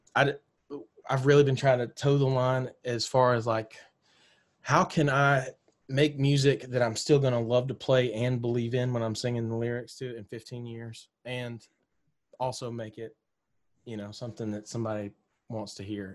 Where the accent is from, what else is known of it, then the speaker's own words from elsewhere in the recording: Mississippi, United States; moved away as an adult; now in Nashville, United States; I grew up in Mississippi